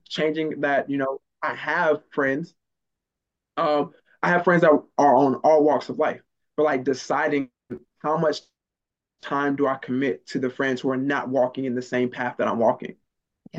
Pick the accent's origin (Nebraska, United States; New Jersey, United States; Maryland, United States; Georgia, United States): Maryland, United States; moved away; also born or lived in the South; growing up in Maryland and missing meals and not living in the best neighborhood